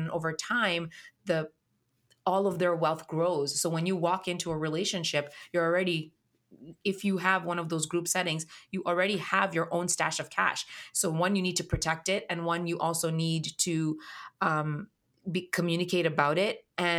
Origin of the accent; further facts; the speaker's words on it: Kenya; I'm of Indian heritage and I grew up in Kenya.